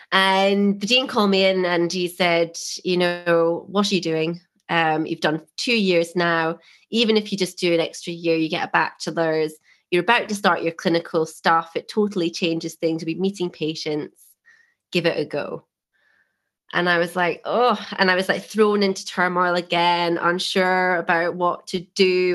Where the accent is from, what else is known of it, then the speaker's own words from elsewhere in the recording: Scotland, United Kingdom; moved away as an adult; being Scottish and going straight in to from school to university